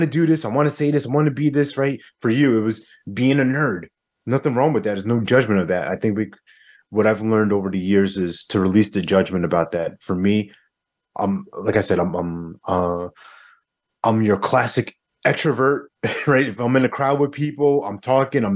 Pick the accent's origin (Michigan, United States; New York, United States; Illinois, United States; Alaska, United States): New York, United States; now in North Carolina, United States; I'm originally from New York